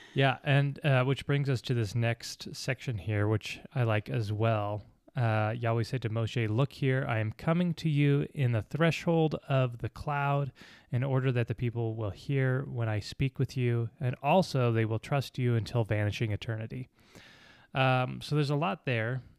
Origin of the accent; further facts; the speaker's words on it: United States; we're Americans